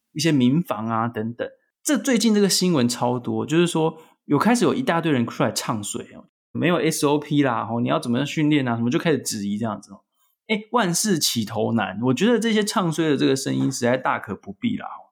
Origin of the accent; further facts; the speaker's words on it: Taiwan; 我们台湾人